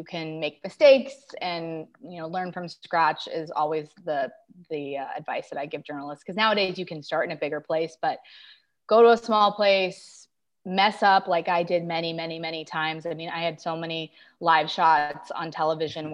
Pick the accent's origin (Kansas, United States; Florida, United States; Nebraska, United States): Florida, United States; Tampa; I grew up in Tampa